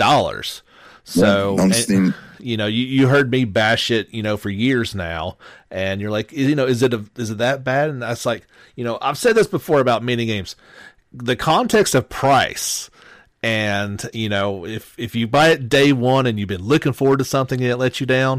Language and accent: English; the South, United States; I'm from the South